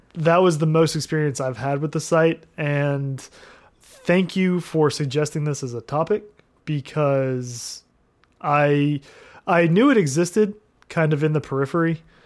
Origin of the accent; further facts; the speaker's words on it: near Houston, Texas, United States; moved away; where my hometown, the closest thing we had was uh, Astro World in Houston.